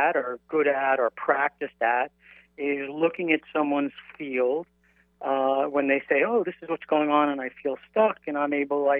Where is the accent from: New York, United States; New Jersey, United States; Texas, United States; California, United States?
New York, United States; I'm from New York